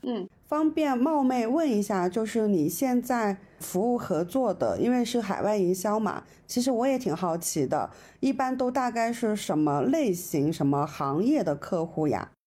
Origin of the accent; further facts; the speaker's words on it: Hunan, China; 我们湖南女生，我们湖南人